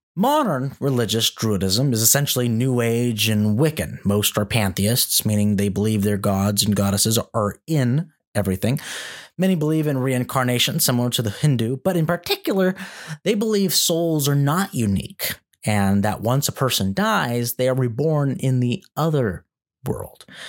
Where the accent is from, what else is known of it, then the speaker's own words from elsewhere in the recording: Antelope, California, United States; grew up in Antelope, California